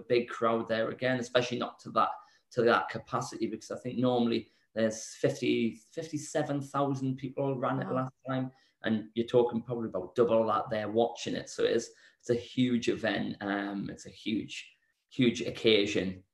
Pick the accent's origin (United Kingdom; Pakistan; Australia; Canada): United Kingdom; Newcastle upon Tyne, North East England; moved away; back in my hometown in Newcastle